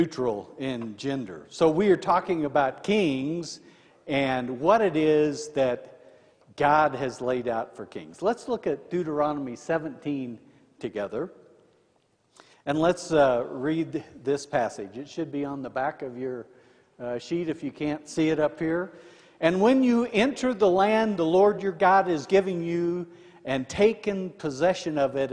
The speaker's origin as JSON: {"language": "English", "region": "Indiana", "country": "United States", "said": "I'm from Indiana."}